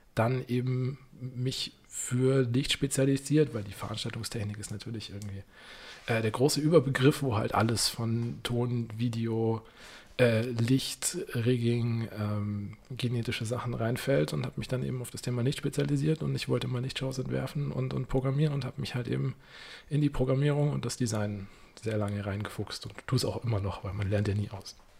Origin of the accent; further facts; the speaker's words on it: Munich, Bavaria, Germany; wie man das als Münchner kennt, als Kind mit den Großeltern mal hier im Winter im Zirkus Krone